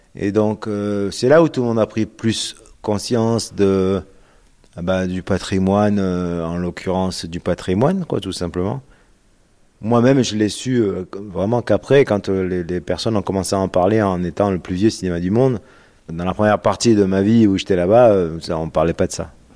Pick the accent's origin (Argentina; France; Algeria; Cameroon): France; La Ciotat, Provence-Alpes-Côte d'Azur; je suis né à La Ciotat et que j'ai grandi en grande partie à La Ciotat